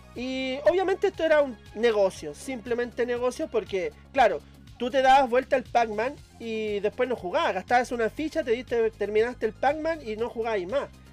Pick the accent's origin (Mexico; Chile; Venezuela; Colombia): Chile; Valparaíso; yo soy de Valparaíso